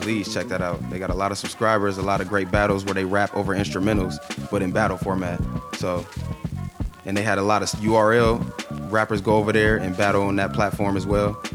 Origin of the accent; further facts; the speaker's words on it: Canton, Ohio, United States; also born or lived in Massillon, Ohio; growing up in Canton, it was, it was easy